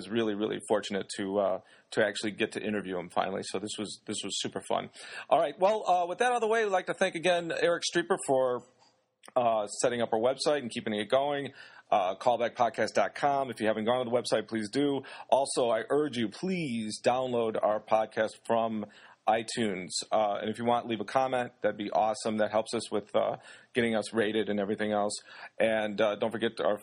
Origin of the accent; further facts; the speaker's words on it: Bensenville, Illinois, United States; moved away; I grew up in Bensonville